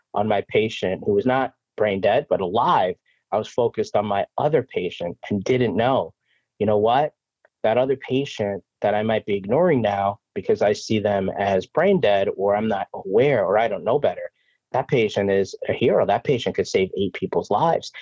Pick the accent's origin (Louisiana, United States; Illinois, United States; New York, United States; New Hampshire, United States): New York, United States; New York City; also born or lived in Brooklyn, New York / Long Island, New York; born in Brooklyn, raised in Queens, and you know, I live out in Long Island